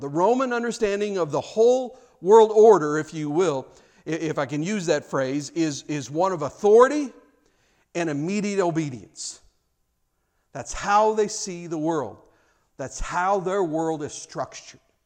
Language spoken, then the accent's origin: English; United States; I'm an American